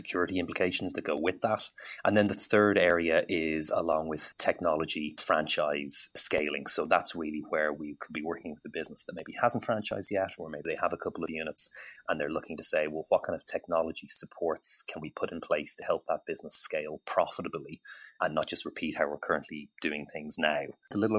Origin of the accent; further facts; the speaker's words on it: Ireland; as an Irishman